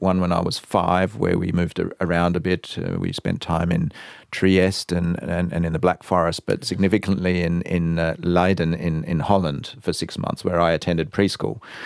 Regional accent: Adelaide, South Australia, Australia; accent: Australian; moved away as an adult; also born or lived in Canada; now in Berlin, Germany; as soon as I was born, the family, uh, moved to Adelaide. So I can only remember growing up in Adelaide

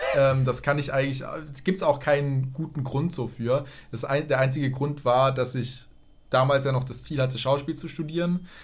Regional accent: Tübingen, Baden-Württemberg, Germany; moved away as an adult; also born or lived in Berlin; von Tübingen, wo ich aufgewachsen bin

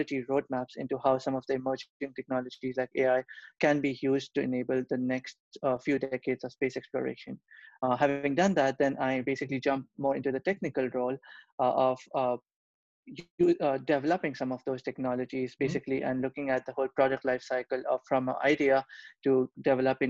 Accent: Kolkata, West Bengal, India; moved away as an adult; also born or lived in Europe; now in United States; I was born and brought up in Kolkata, India.

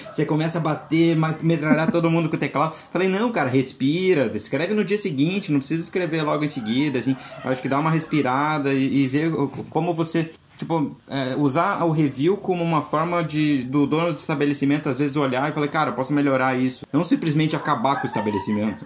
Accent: Brazil; Eu sou brasileiro inteira

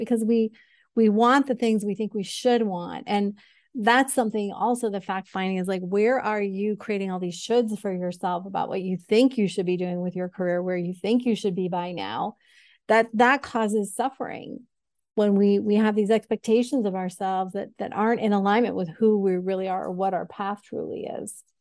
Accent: Syracuse, New York, United States; moved away; also born or lived in New Jersey; I was born in New Jersey and grew up in Syracuse

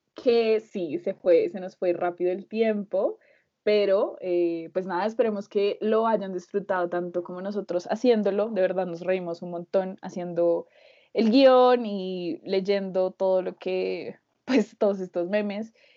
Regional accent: Colombia; somos dos colombianos

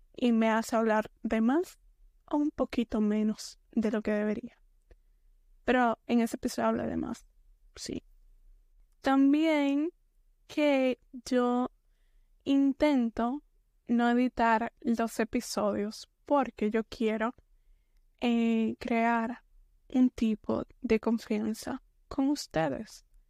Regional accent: Dominican Republic; soy de la República Dominicana. entonces soy dominicana.

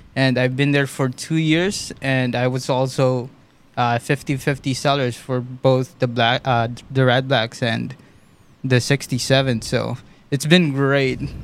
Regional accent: Philippines; moved away as an adult; now in Ottawa, Canada; I was born in the Philippines in 2017. I moved here

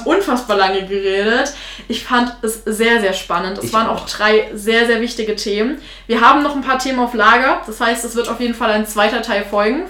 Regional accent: Thuringia, Germany; Ich bin Thüringerin

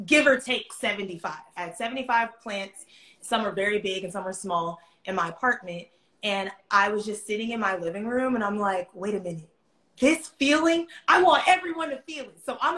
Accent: Atlanta, Georgia, United States; I'm from Atlanta. I've lived in Atlanta my entire life.

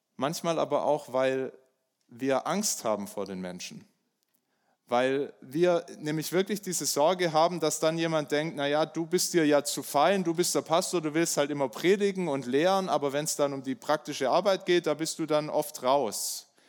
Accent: Germany; also born or lived in Bayreuth; bei uns in Deutschland

